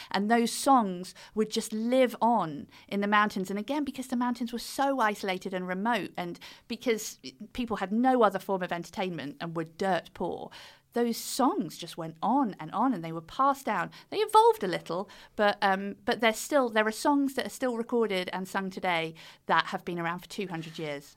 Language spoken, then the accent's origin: English; United Kingdom; accent: British; the British accent just did me so well over there